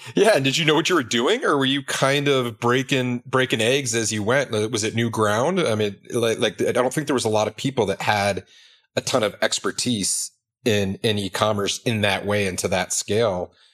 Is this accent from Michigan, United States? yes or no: yes; Detroit, Michigan, United States; I was raised in Detroit